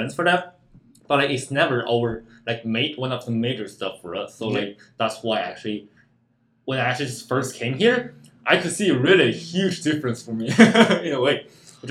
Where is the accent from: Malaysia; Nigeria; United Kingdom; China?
China; English is a second language; moved away as an adult; now in Canada; I come from China, so I'm an international student.